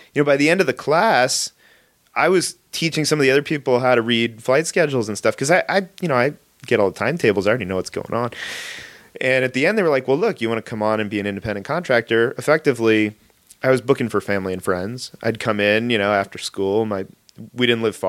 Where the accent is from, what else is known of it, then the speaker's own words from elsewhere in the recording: Los Angeles, California, United States; I grew up in the Valley. San Fernando